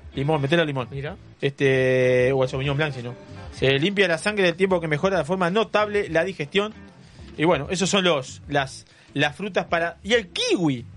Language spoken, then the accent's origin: Spanish; Cuchilla Alta, Canelones, Uruguay; yo soy de Cuchilla Alta, cerca ahí